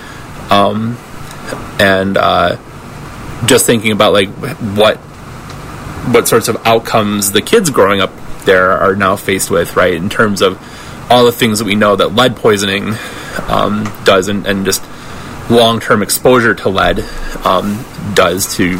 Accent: outside of Detroit, between Detroit and Ann Arbor, Michigan, United States; moved away; I'm originally from Michigan, and so, like, the stuff happening in Flint is... I grew up outside of Detroit.

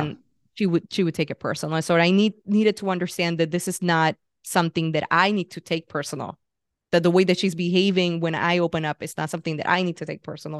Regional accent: Puerto Rico; moved away as an adult; also born or lived in San Francisco; I grew up in Puerto Rico, and at twenty-five, I was like, "I need to get out of here."

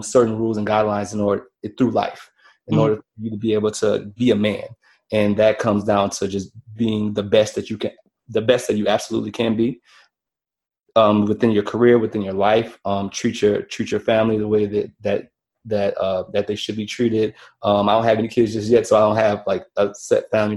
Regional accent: New Orleans, Louisiana, United States; Born and raised in New Orleans, Louisiana

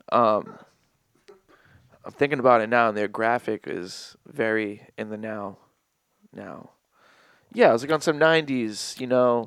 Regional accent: Fall River, Massachusetts, United States; I'm from the East Side of Fall River

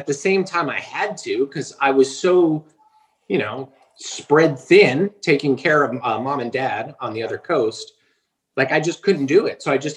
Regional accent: New Jersey, United States; I am from New fucking Jersey.

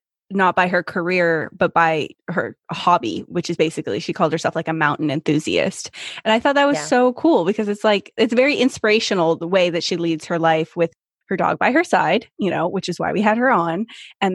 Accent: Northern California, United States; moved away as an adult; now in Seattle, United States; I'm from Northern California

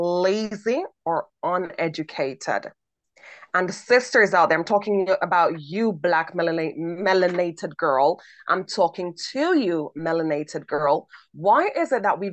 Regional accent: Jamaica; I'm from Jamaica

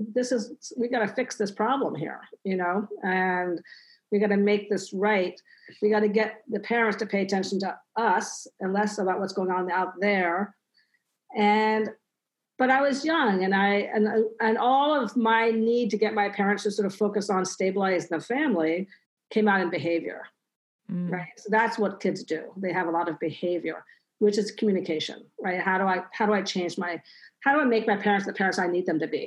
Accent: Washington, District of Columbia, United States; I grew up in Washington, D.C.

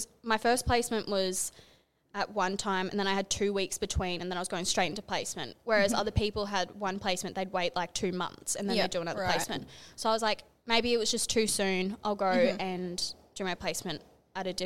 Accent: Longreach, Queensland, Australia; moved away as an adult; I'm originally from Longreach. So I lived there for like a big chunk of my life.

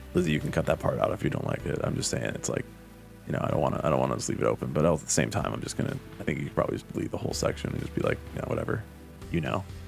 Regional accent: United States; I am happy to do my part as an American

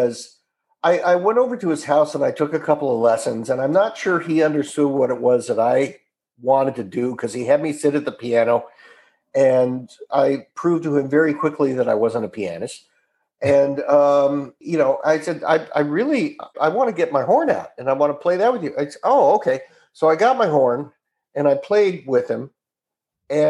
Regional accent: Orange County, Southern California, United States; also born or lived in Salem, Oregon; I grew up in Southern California

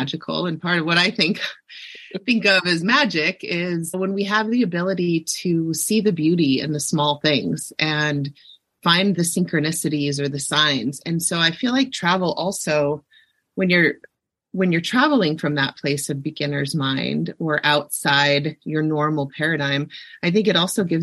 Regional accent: Ohio, United States; I grew up in Ohio

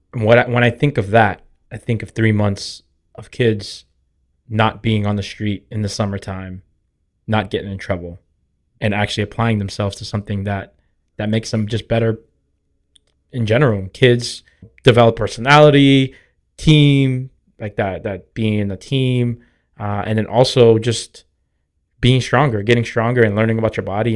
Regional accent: Boston, Massachusetts, United States; But growing up in Dorchester, like, you get made fun of for riding the bus

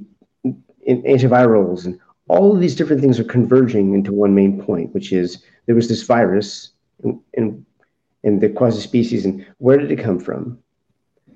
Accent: United States; as an American

